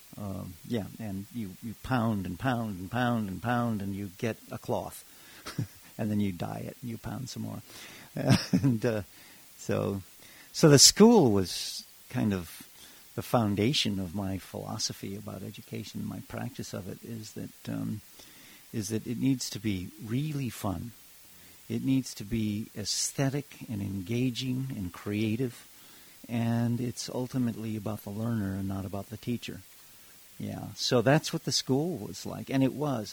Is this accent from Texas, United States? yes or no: no; Hawaii, United States; also born or lived in Africa; now in Amherst, United States; I grew up in Hawaii